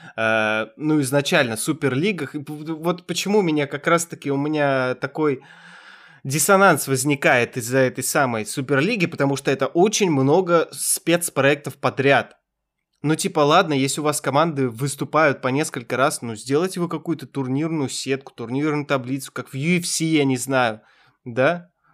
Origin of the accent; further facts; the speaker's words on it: Kazakhstan; я из Казахстана